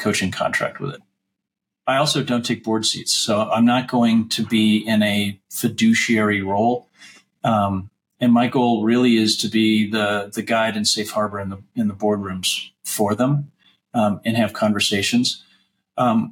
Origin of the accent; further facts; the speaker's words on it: La Jolla, California, United States; also born or lived in New York; We left New York and I grew up in La Jolla